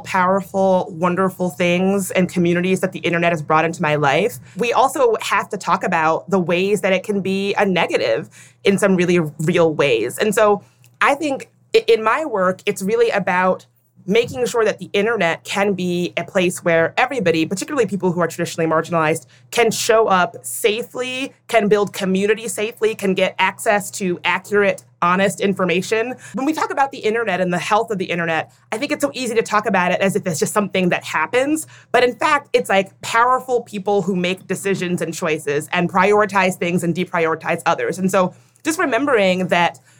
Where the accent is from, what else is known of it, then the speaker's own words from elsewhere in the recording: Midlothian, Virginia, United States; I grew up in a very small town in Midlothian, Virginia